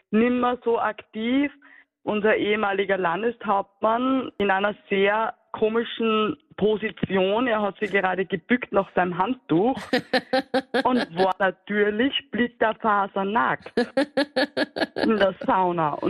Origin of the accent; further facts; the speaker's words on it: Cologne, North Rhine-Westphalia, Germany; Und ich war da aber Kölner und als Kölnerin habe ich da gewartet.